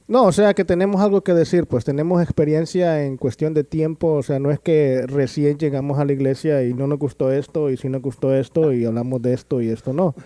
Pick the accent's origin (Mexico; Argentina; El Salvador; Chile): El Salvador; now in Los Angeles, United States; soy de El Salvador también, se me olvidó que decir, comentar eso, soy de El Salvador.